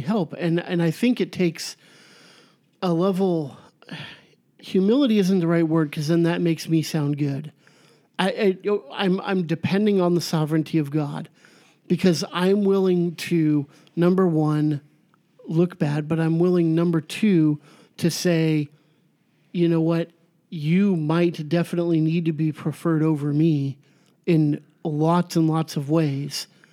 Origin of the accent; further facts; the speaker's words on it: United States; I'm American. My ancestors were Irish